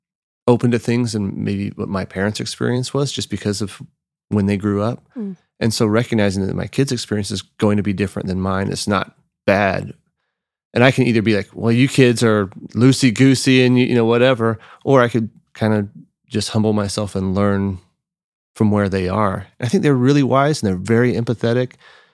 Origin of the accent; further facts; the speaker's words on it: Austin, Texas, United States; Because yeah, I'm from Austin. So like breakfast tacos is every gas station, you have homemade tortillas and breakfast tacos